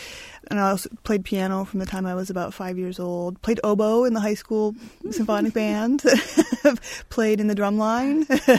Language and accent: English; Bloomington, Indiana, United States; Well, it's unavoidable to see the effects in us that having the School of Music as basically our second home.